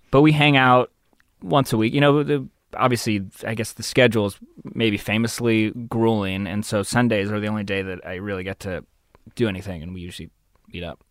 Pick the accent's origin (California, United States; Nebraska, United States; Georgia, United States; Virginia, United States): California, United States; San Diego; moved away as an adult; also born or lived in Los Angeles; I grew up probably, like, fifteen, twenty minutes inland from La Jolla, a place called Scripps Ranch